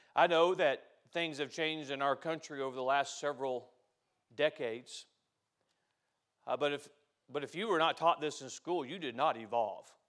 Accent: United States; I'm an American

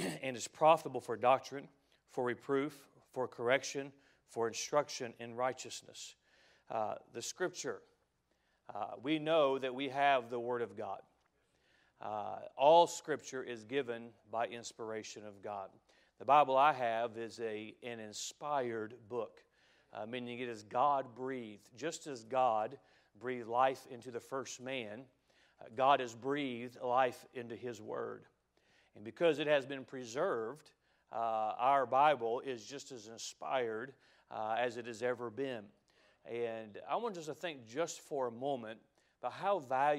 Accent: United States; I love being an American. I'm proud to be an American

